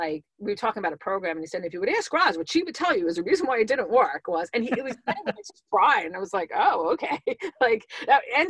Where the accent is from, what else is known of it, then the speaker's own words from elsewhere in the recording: New York, United States; I'm a New Yorker